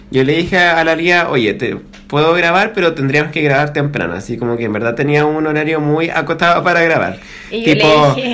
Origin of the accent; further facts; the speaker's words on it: Cabildo, Valparaíso, Chile; now in Santiago, Chile; soy, soy del campo, soy de Cabildo, pero ahora no vivo en Cabildo. Vivo en Santiago